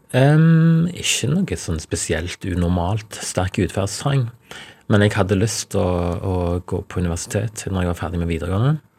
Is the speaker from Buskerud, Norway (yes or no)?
no; Ryfylke, Rogaland, Norway; Folk respekterer stillferdighet i, i Ryfylke, der jeg kommer fra